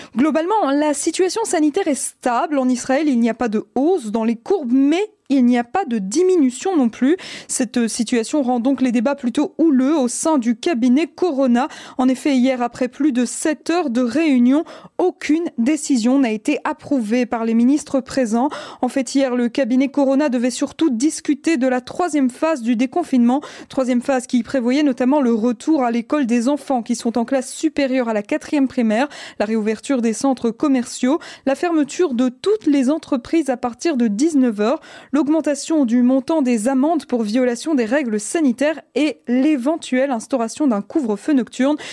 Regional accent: Belgium; chez nous en Belgique

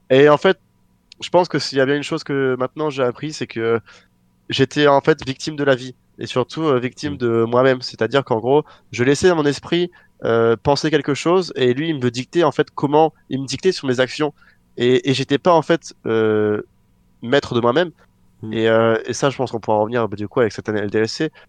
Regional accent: France; retourner en France parce que je m'étais juré que je reviendrais pas ici, même si j'ai rien contre euh, mon pays natal

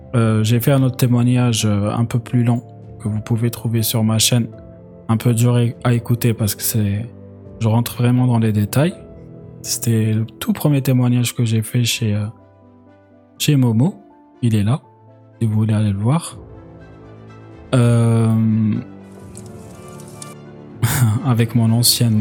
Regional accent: Algeria; moved away; quand j'ai grandi en Algérie

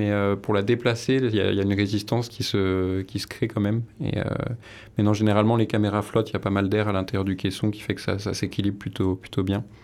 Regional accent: Paris, Île-de-France, France; moved away; Moi, je suis né à Paris

